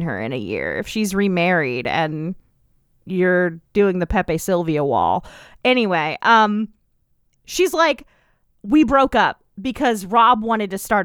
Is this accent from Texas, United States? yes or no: yes; East Texas, United States; Growing up in East Texas, where I lived like next to a state park